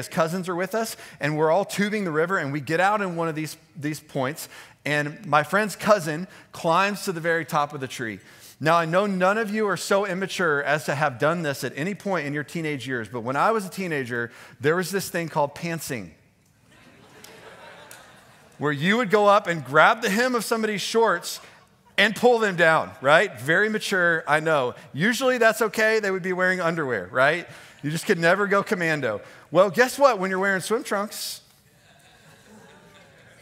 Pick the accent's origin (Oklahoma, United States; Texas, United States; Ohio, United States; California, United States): Texas, United States; Houston; moved away; I grew up in Texas, in Houston